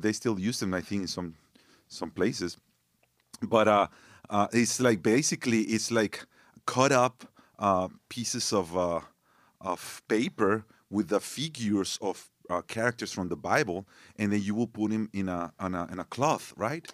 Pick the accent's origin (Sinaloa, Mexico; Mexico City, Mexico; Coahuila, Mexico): Coahuila, Mexico; Torreón; English is a second language; also born or lived in Monterrey, Mexico; now in United States; when I was three years old, my parents moved to this other city called Torreon.